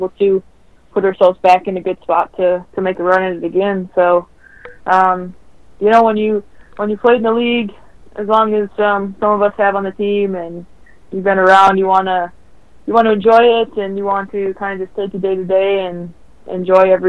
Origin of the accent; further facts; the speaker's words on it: Minnesota, United States; moved away as an adult; also born or lived in Connecticut; when I left Minnesota, when Connecticut drafted me